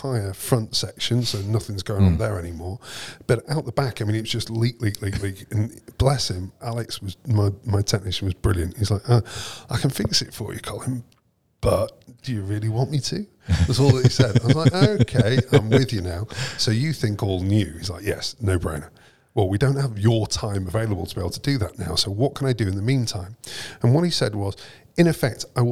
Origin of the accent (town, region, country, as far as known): Preston, North West England, United Kingdom; born or raised there